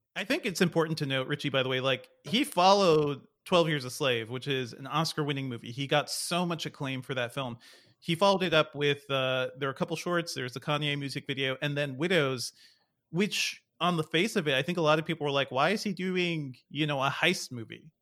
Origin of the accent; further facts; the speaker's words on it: Hartford, Connecticut, United States; moved away as an adult; also born or lived in Guyana; now in Atlanta, United States; I grew up in Connecticut, in Hartford, Connecticut